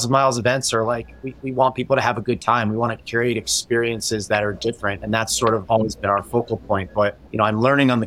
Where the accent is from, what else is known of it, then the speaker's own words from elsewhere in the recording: Montclair, New Jersey, United States; I'm from New Jersey in Montclair